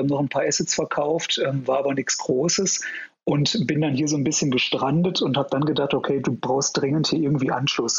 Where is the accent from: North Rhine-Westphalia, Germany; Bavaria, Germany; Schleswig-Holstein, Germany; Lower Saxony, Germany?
North Rhine-Westphalia, Germany; Ruhr area; moved away as an adult; now in Munich, Germany; ich komm ursprünglich aus dem Ruhrgebiet